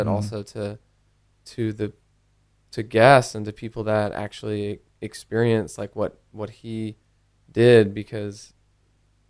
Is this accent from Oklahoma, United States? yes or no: yes; Norman, Oklahoma, United States; moved away; I grew up in Norman, Oklahoma.